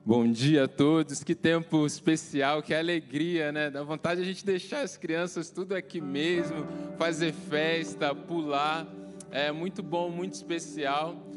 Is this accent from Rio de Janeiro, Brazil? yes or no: yes; Itaguaí, Rio de Janeiro, Brazil; moved away; Eu cresci em Itaguaí, ali no Rio de Janeiro